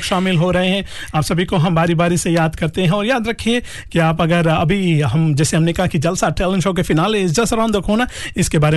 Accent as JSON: {"language": "Hindi", "town": "Saweni", "region": "Western Division", "country": "Fiji", "lives_now": "Auckland, New Zealand", "said": "हैं जी हमारे गांव के ये सवेनी"}